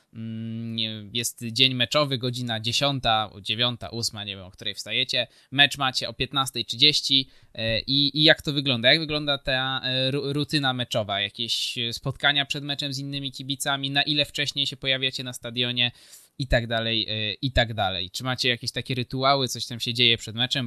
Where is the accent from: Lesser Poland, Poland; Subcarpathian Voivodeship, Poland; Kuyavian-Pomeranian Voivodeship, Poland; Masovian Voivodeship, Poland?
Lesser Poland, Poland; Kraków; u mnie w Krakowie